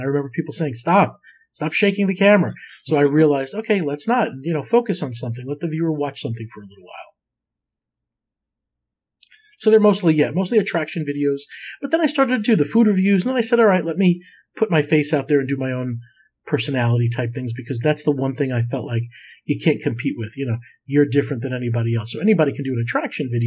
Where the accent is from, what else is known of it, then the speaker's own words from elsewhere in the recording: New York, United States; as a kid growing up in New York